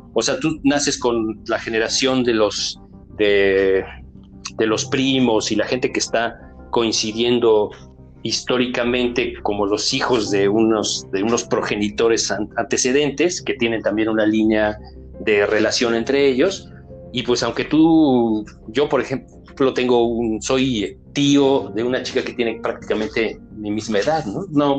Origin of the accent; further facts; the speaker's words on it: Mexico; como mexicanos